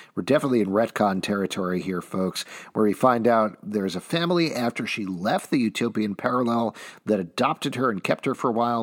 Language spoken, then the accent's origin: English; New York, United States; as a New Yorker